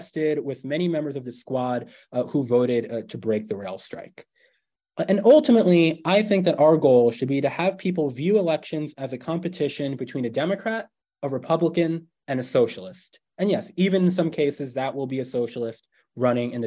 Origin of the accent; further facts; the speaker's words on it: New York, United States; my home state of New York